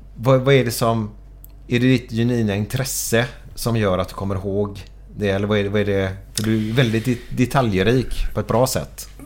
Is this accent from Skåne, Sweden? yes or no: no; Gothenburg, Västra Götaland, Sweden; Jag är otroligt stolt göteborgare